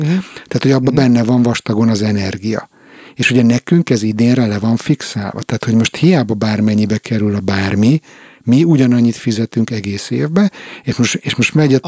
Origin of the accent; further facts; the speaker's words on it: Hungary; now in Stockholm, Sweden; én is magyar vagyok